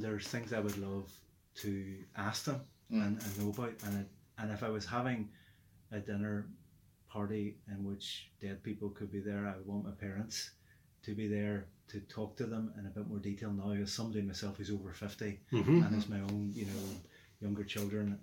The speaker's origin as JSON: {"language": "English", "town": "Derry", "region": "Northern Ireland", "country": "United Kingdom", "tie": "born or raised there", "said": "we grew up in Derry in the 70s and 80s at the time there"}